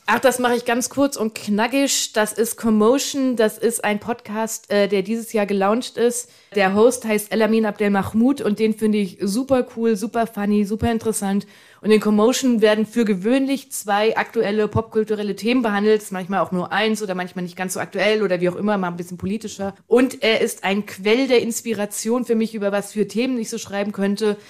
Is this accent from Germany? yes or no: yes; Frankfurt, Hesse, Germany; in meinem Fall als gebürtische Frankfurterin